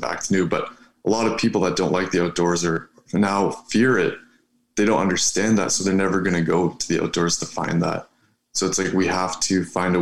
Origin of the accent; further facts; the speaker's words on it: Ontario, Canada; I'm from Ontario. I go to school in Sudbury